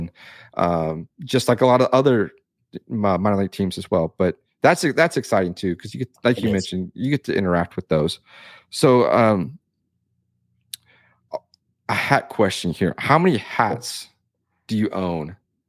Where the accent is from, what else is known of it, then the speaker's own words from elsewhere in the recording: Victoria, Texas, United States; here in my hometown, we have the Victoria Generals